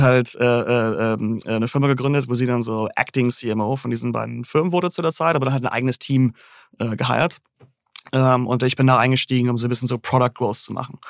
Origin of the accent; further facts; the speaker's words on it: Großhansdorf, Schleswig-Holstein, Germany; moved away as an adult; also born or lived in Hamburg; now in New York, United States; ich bin aufgewachsen in Großhansdorf, Endstation u 1.